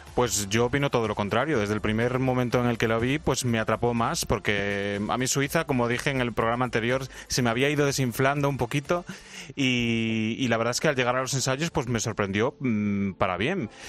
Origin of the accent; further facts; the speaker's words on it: Spain; a España no nos votan